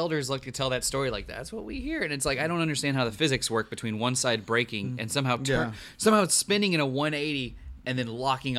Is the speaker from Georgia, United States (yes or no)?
no; Enid, Oklahoma, United States; I'm from Enid